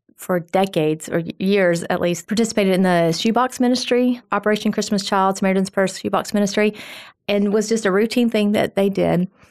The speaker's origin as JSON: {"language": "English", "town": "Phil Campbell", "region": "Alabama", "country": "United States", "tie": "born or raised there", "said": "I am a farm girl from Phil Campbell, Alabama."}